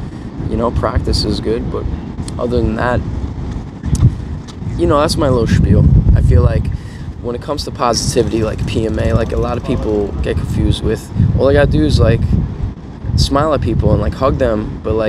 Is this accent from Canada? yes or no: no; New York, United States; moved away; also born or lived in San Diego; if I'm from New York